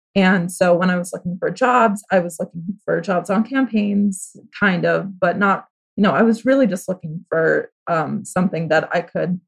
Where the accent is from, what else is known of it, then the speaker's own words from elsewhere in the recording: Massachusetts, United States; also born or lived in Connecticut; I grew up in Massachusetts.